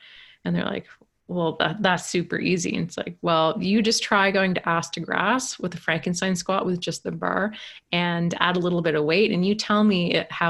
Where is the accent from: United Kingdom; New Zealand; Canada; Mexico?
Canada; accent: East Coast; where I'm from in Canada, they kind of say like we're the, I've had Americans call us like, said we sound like Irish rednecks. And so it's very like colloquial, kind of small island